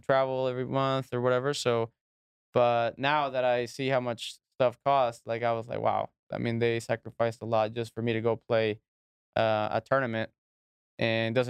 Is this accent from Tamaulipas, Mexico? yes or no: yes; Reynosa, Tamaulipas, Mexico; I'm from Reynosa, Mexico. That's where I grew up.